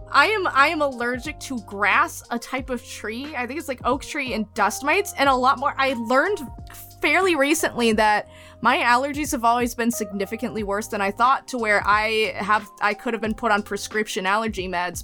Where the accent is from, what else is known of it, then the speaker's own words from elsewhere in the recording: Wisconsin, United States; nobody talks about Wisconsin because we don't do anything